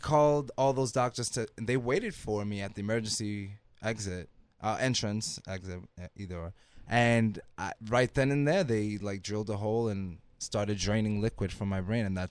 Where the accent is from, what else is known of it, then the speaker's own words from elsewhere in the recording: Washington Heights, New York, United States; I grew up in Washington Heights basically till I was there till I was about 12. And when I started junior high school, I moved to Jackson Heights.